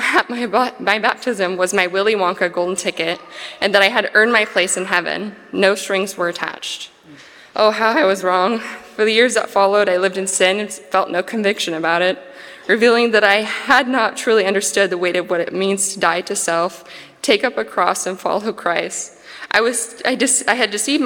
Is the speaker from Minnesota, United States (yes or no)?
no; Hanford, California, United States; I'm from Hanford, California, and lived here for the majority of my childhood and adulthood